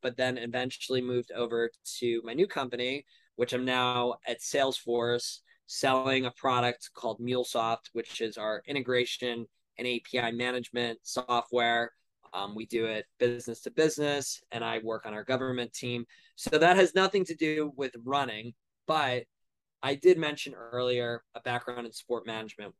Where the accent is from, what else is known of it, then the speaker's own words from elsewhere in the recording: Long Island, New York, United States; also born or lived in Ohio; now in New York City, United States; I'm originally from Long Island, New York, 25 years old, currently now living in New York City